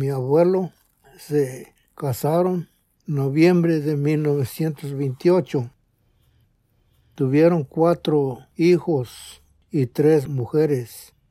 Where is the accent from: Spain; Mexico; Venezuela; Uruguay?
Mexico; Tenanguillo de las Cañas, Guerrero; moved away as an adult; now in Chicago, United States; Nací en Tenanguillo de las Cañas, Guerrero, en, en agosto 25 de 1933.